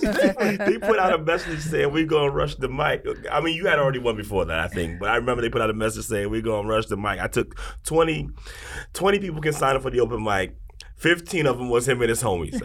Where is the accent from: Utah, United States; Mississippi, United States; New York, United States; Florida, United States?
New York, United States; New York City; growing up in New York City